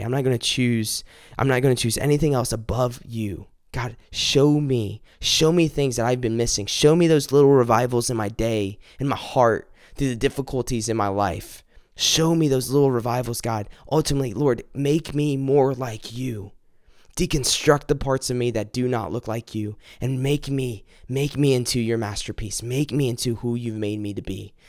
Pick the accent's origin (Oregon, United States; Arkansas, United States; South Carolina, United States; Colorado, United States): South Carolina, United States; my family's from South Carolina. I've lived here all my life